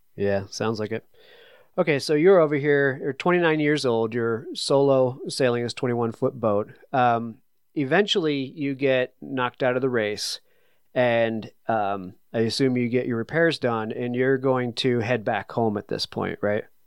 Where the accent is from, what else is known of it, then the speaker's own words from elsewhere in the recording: New England, United States; I'm from New England